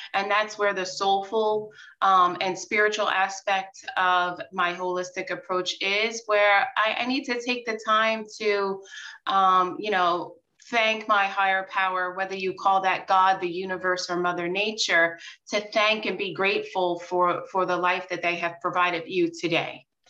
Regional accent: Long Island, New York, United States; born and raised in New York and on Long Island

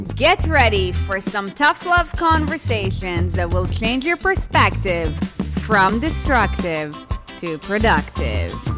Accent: Israel; moved away; I grew up in Israel

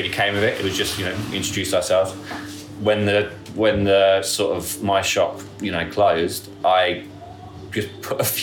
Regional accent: Northampton, East Midlands, United Kingdom; I'm from Northampton, I had my own shoe shop

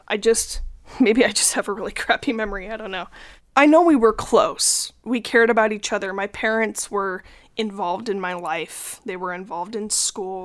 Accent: Salt Lake City, Utah, United States; I grew up in Salt Lake and currently still live there

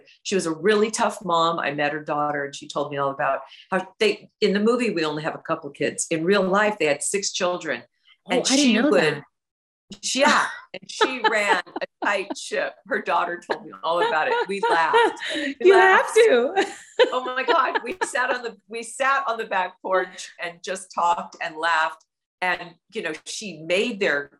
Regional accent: Midwest, United States; moved away; I came from the Midwest, and my parents are from the Midwest

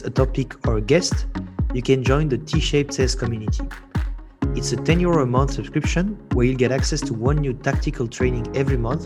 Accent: Switzerland; now in Berlin, Germany; I'm from Switzerland, and so we live in Berlin in Germany

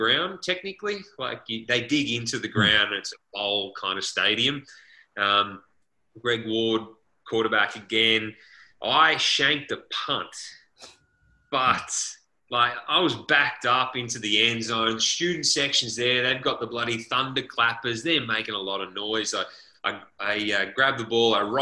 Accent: Australia; moved away as an adult; now in United States; as an Aussie

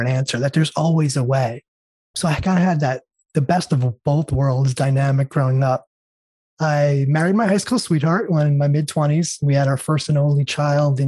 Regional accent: New York, United States; now in California, United States; I was born and raised in New York

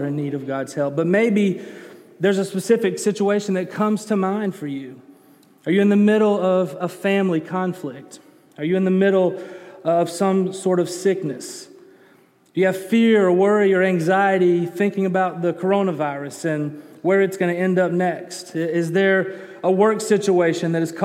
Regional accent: Birmingham, Alabama, United States; also born or lived in Colorado; I'm from Birmingham. I grew up in Alabama, was born in Alabama, but for a couple of years I lived in Colorado

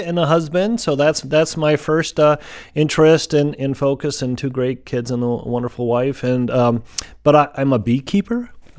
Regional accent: Fitchburg, Wisconsin, United States; So I grew up in Fitchburg, not too south, just south of Madison, on a dairy farm, like a lot of folks did.

